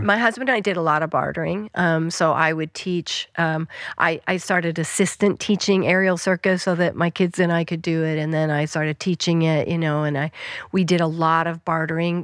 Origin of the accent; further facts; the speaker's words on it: Western Colorado, United States; moved away; I grew up in Western Colorado